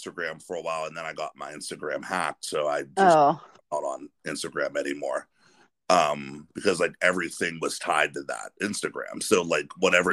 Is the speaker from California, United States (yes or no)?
no; Western Pennsylvania, United States; moved away as an adult; now in Ohio, United States; I'm from Pennsylvania. I'm from Western Pennsylvania, but I live in Ohio now.